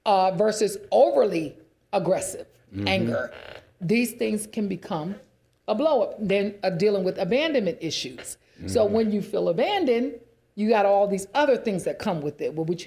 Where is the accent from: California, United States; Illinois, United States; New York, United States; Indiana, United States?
New York, United States; New York City; I grew up in New York City, so I had to stop it.